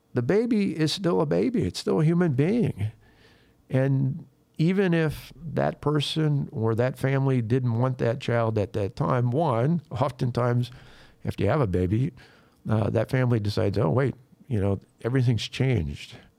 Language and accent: English; Wisconsin, United States; people in Wisconsin, in my home state